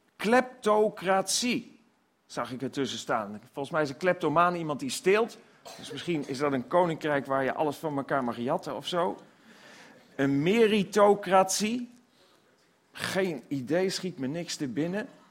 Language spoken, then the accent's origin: Dutch; Netherlands; als Nederlanders